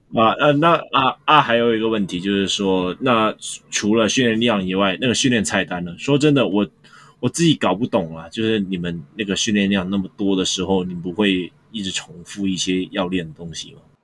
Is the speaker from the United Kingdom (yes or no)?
no; Hong Kong; 我们香港人